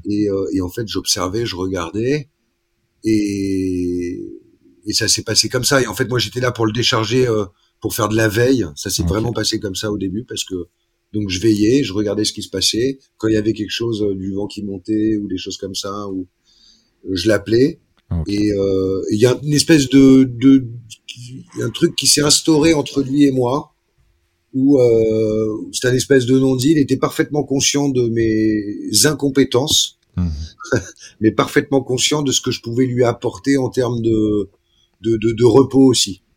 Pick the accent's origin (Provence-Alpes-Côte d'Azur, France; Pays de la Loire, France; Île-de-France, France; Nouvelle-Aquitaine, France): Île-de-France, France; Paris; moved away; quand j'étais petit, j'étais à Paris